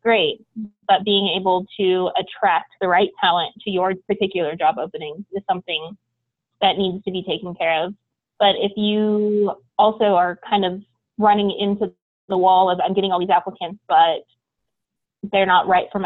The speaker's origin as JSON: {"language": "English", "town": "Portland", "region": "Oregon", "country": "United States", "tie": "born or raised there", "said": "I grew up in Portland, Oregon"}